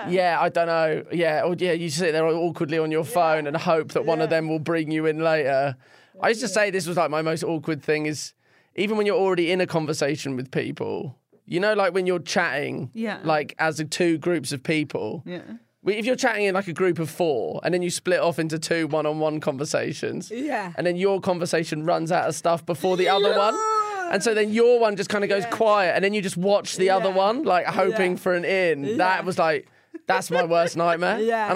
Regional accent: China; also born or lived in Shanghai; I grew up in China, I moved to Shanghai

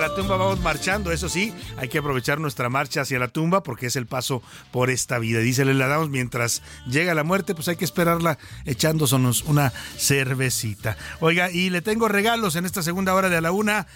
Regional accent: Mexico

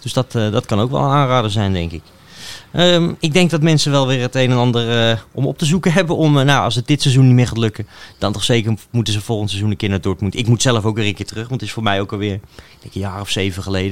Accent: Netherlands; als Nederlander

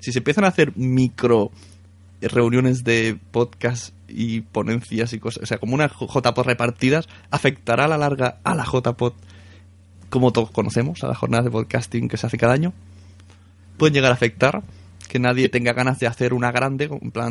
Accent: Palau, Catalonia, Spain; O Palau, Palau, mi pueblo.

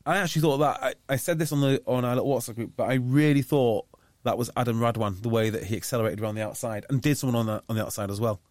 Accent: North Wales, United Kingdom; I grew up in North Wales

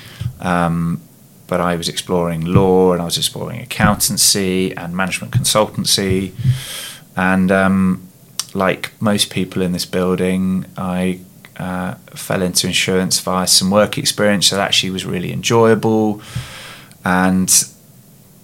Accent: Surrey, South East England, United Kingdom; I was at school down in Surrey.

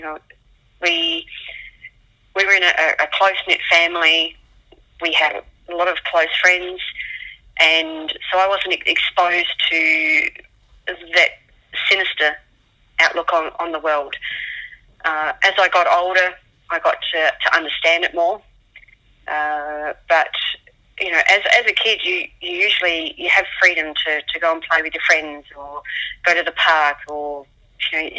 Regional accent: Adelaide, South Australia, Australia; moved away; right up until the day we moved from Adelaide in 1986

